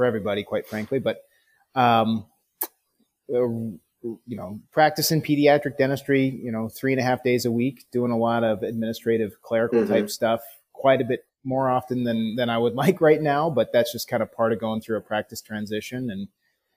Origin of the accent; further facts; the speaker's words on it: Omaha, Nebraska, United States; moved away; also born or lived in Lincoln, Nebraska; I'm originally from the Omaha area. It's kind of where all my family's based